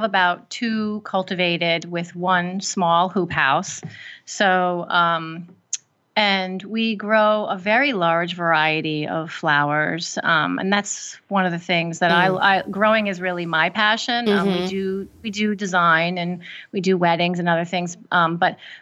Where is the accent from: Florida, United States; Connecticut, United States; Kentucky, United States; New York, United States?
New York, United States; upstate; now in New Jersey, United States; I'm not from New Jersey myself. I'm from upstate New York